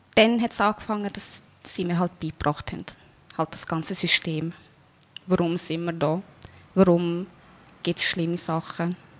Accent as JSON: {"language": "German", "town": "Wolhusen", "region": "Lucerne", "country": "Switzerland", "tie": "born or raised there", "said": "geboren in der Schweiz, in Walhausen."}